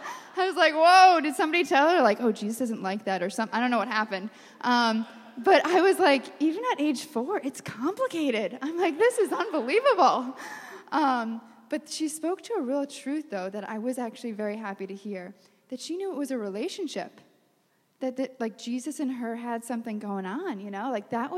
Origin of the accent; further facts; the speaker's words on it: New York, United States; Yes, we're from New York.